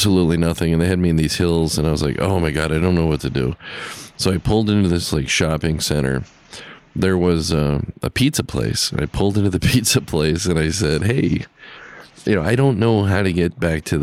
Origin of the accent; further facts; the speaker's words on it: California, United States; I'm from California